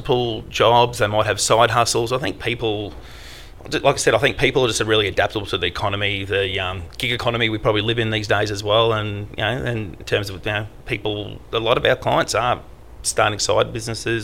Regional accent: Ipswich, Queensland, Australia; my office here is 5 kilometres away from where I grew up, which is Leichhardt

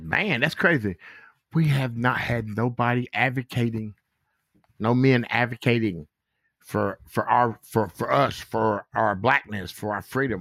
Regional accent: Goldsboro, North Carolina, United States; now in Gettysburg, United States; from Goldsboro, North Carolina, a sharecropper, son

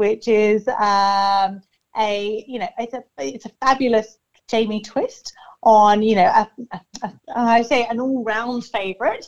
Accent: England, United Kingdom; now in Ipswich, Australia; I'm English

